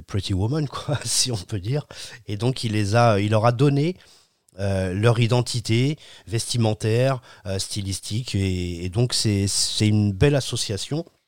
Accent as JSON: {"language": "French", "country": "France", "said": "on est français"}